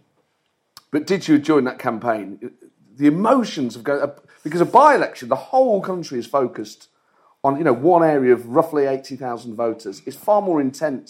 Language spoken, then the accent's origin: English; England, United Kingdom; I was very aware that I was English being there